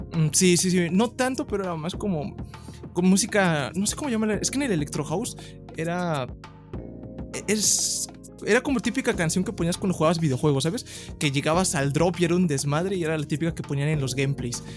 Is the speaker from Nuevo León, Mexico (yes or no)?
no; Ecatepec, State of Mexico, Mexico; soy del el Estado de México, El mejor lugar de todos, Ecatepec